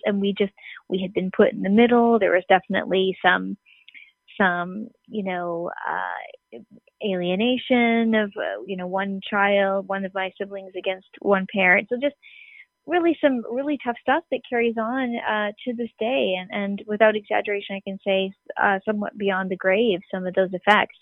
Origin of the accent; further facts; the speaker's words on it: Canada; We're from Canada